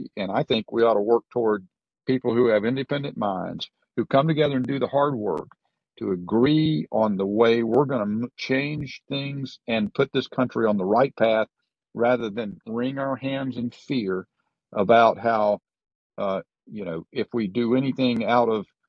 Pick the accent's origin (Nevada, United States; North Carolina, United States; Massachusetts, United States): North Carolina, United States; I come from North Carolina. My parents grew up in very poor households, a Scotch-Irish background.